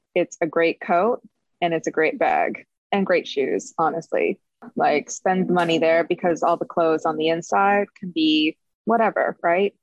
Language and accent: English; Midwest, United States; moved away; growing up in the Midwest